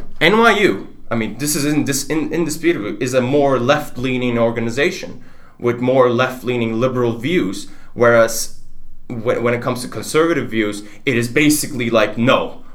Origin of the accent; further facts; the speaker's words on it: Turkey; English is a second language; now in United States; like I'm from Turkey, for example, and I had this discussion with my advisor